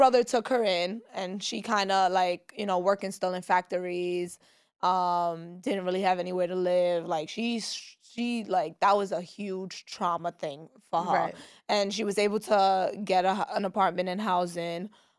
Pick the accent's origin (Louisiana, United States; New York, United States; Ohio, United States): New York, United States; New York City; I grew up, so I was born and raised in East New York, Brooklyn. Not in Kings County Hospital.